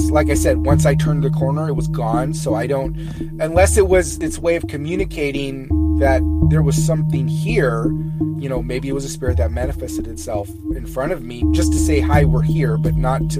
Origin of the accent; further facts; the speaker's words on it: Fresno, California, United States; uh, I'm from Fresno, California.